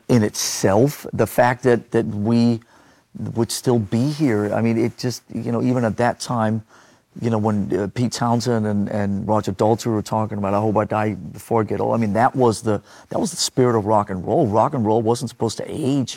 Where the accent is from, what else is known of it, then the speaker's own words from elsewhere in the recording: Denmark; growing up in Denmark